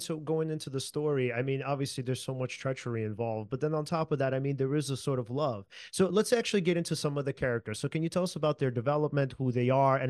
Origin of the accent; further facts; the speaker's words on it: New York City, New York, United States; we're from South Brooklyn.